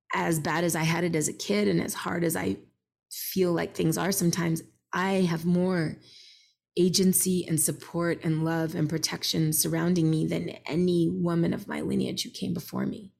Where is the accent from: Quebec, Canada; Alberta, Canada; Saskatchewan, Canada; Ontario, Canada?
Quebec, Canada; Montreal; I grew up in Montreal